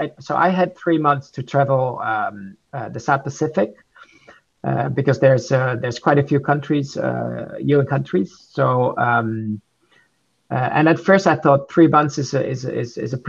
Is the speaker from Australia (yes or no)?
no; Netherlands; I'm from the Netherlands